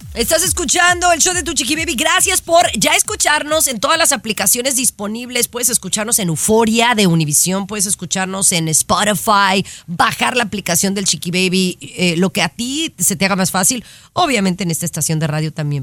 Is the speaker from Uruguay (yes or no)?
no; Mexico; yo no nací en Europa. O sea, yo nací en México